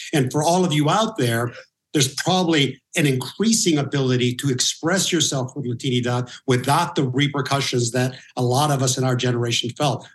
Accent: Norwalk, California, United States; also born or lived in Huntington Beach; I grew up in Norwalk uh, for a long period of time

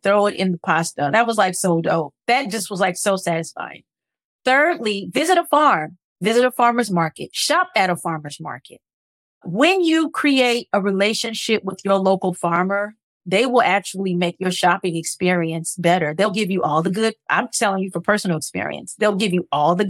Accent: Los Angeles, California, United States; moved away; I grew up in South Central Los Angeles

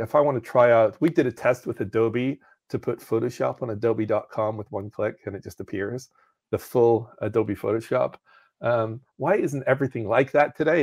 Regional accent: Northern Ireland, United Kingdom; moved away; I was in the United Kingdom, so I grew up in Northern Ireland.

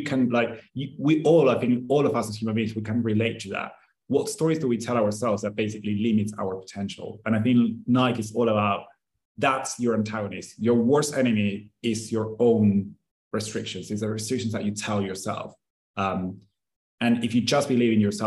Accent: Argentina; I'm from Argentina

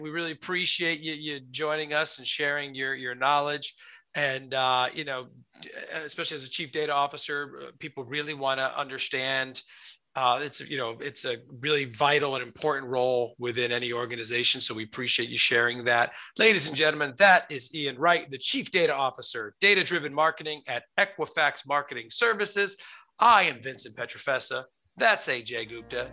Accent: United States; I'm American. My family's uh, ancestors from Italy

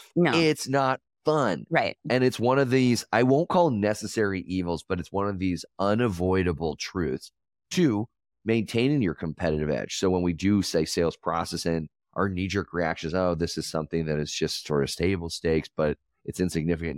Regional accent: Denver, Colorado, United States; I'm from Colorado. I'm a Denver guy.

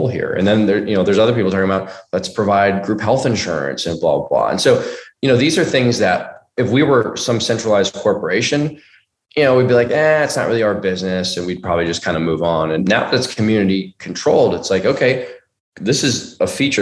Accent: Bay Area, California, United States; I'm from the Bay Area

